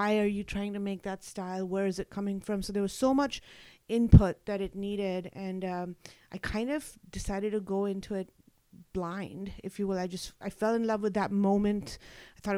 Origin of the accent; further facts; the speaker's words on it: Mumbai, Maharashtra, India; moved away; I was born and raised in Mumbai in India